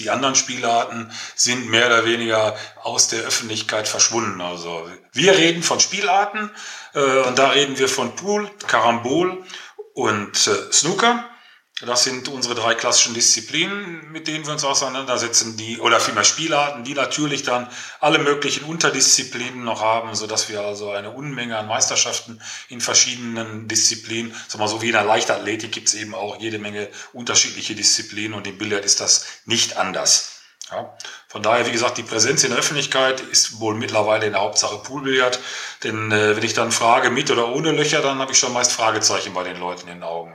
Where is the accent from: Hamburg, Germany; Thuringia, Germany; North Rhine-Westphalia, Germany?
North Rhine-Westphalia, Germany; Herne; born or raised there